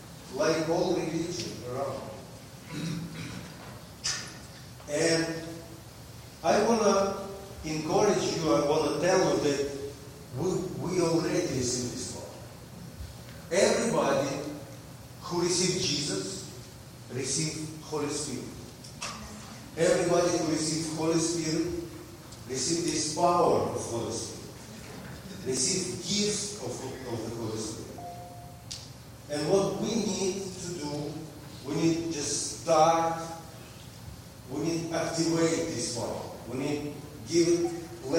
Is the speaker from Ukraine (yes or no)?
yes; Ukraine; now in Russia; I'm from Ukraine.